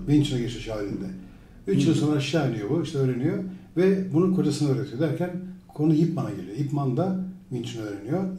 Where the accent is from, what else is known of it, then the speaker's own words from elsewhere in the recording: Izmir, Turkey; also born or lived in Sivas / Adana / Istanbul; 1964 Sivas doğumluyum. Bütün Adana, İzmir, İstanbul'da büyüdüm. İzmir, İstanbul'da ortaokul 2'ye kadar, e, ortaokul 2'den sonra İzmir'de büyüdüm.